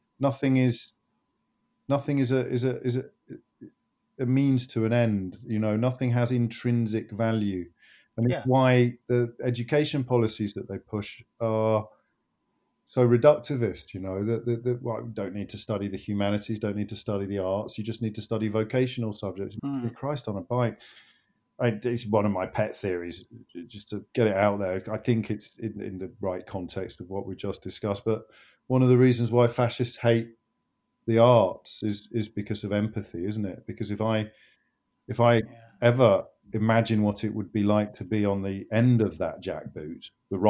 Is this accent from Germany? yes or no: no; Kidderminster, West Midlands, United Kingdom; I grew up in Kidderminster